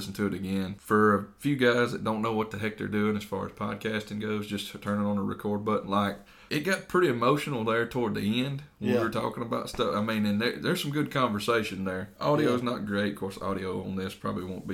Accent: Northeast Mississippi, United States; we're from Northeast Mississippi

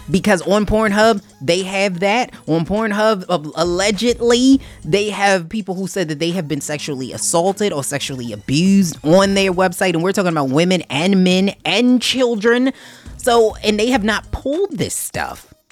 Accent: Canada; You would think, you know, being a Canadian, Canadians usually be nice

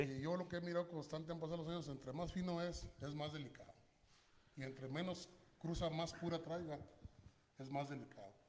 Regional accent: Mapimí, Durango, Mexico; now in Denver, United States; Del mero municipio Mapimí Durango

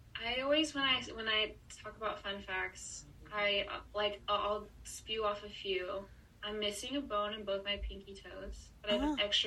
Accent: New York City, New York, United States; I'm from New York City.

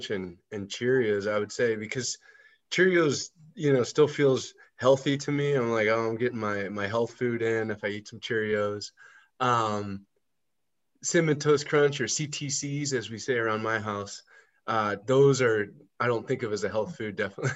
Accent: United States; I grew up in the United States eating cereal every morning

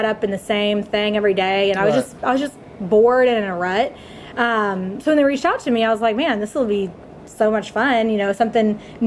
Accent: Dallas, Texas, United States; born and raised in Dallas, Texas

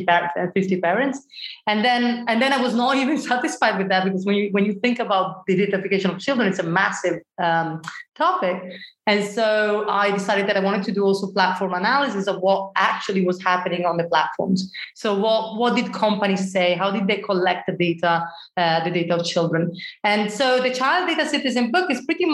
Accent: Italy; moved away; I come from Italy originally

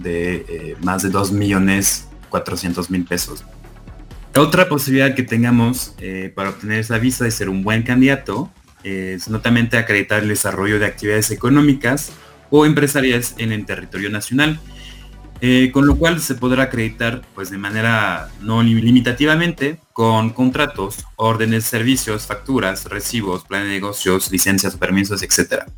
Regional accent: France; Spanish is a second language; moved away as an adult; also born or lived in Buenos Aires, Argentina; now in Mexico; soy nacional francesa

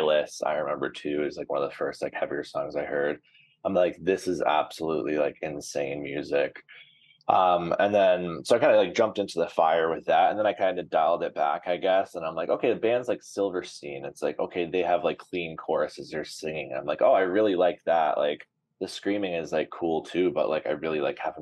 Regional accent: Brampton, Ontario, Canada; I grew up in Brampton, shout out Flower City

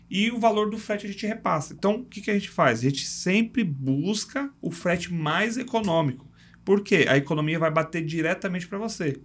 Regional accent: São Paulo, Brazil; eu cresci num bairro lá em São Paulo que é Parque Fernanda

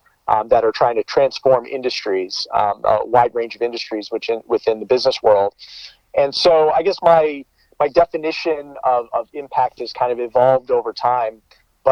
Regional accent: New York area, United States; moved away as an adult; now in Bay Area, United States; I'm from the New York area

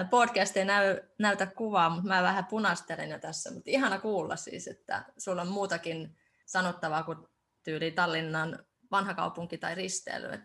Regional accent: Estonia; kun mä teen myös viron kielellä tätä ja mä oon itse Virosta

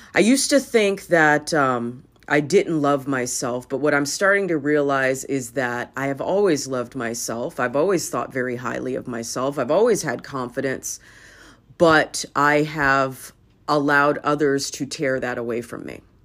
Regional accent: Los Angeles, California, United States; I grew up in Hollywood

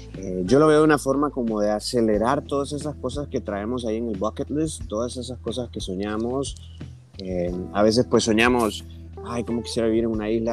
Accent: Honduras; moved away as an adult; now in Cozumel, Mexico; soy originario de Honduras

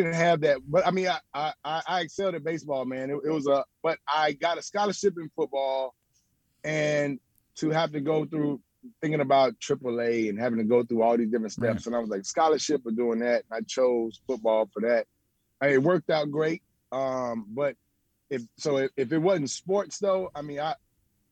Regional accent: Memphis, Tennessee, United States; I'm from Memphis, and Memphis is a little bit urban.

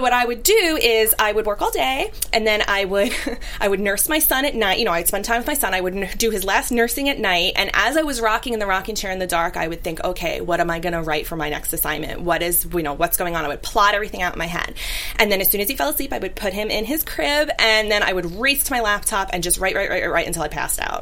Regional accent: New York City, New York, United States; growing up in Brooklyn

